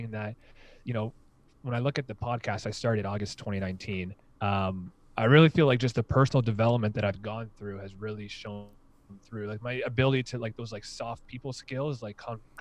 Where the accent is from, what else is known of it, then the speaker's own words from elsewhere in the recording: Hamilton, Ontario, Canada; I did my undergrad at McMaster and I'm from Hamilton